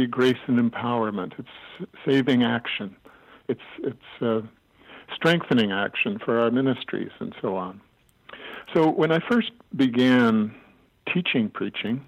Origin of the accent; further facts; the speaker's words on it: Alberta, Canada; When we were children growing up in Alberta, my dad was a minister, and we didn't have any relatives out that way